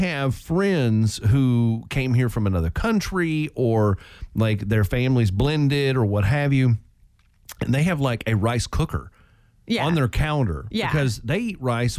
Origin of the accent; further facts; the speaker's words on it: Oklahoma, United States; where I grew up in Oklahoma